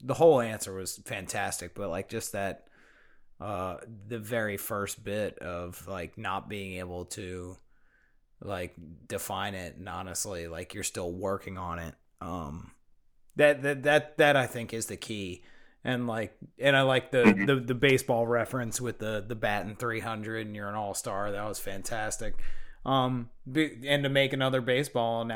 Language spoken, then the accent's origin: English; Baltimore, Maryland, United States; Eric and I are we're from Maryland up near Baltimore